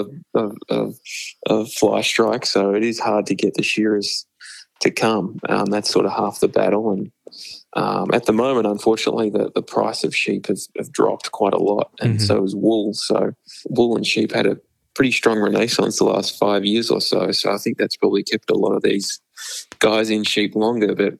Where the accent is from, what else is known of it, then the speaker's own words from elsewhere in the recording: Australia; moved away as an adult; now in United States; someone as Australian who's lived in America for 5 years